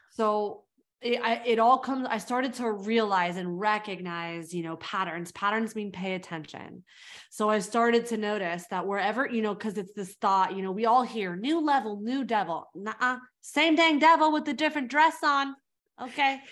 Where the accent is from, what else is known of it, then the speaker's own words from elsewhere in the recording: California, United States; moved away as an adult; also born or lived in South Africa; now in New York, United States; I grew up in California